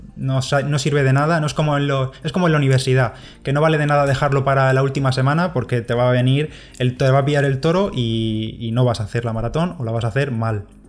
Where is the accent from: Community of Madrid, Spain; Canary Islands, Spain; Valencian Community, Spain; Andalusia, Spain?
Valencian Community, Spain; a village near Orihuela; En mi pueblo, que además está muy cerquita de Orihuela